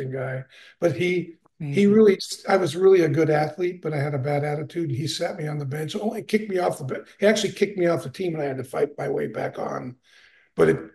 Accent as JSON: {"language": "English", "town": "Petaluma", "region": "California", "country": "United States", "tie": "born or raised there", "also_born_or_lived": "Santa Clara, California", "said": "I grew up in a little town called Petaluma, California."}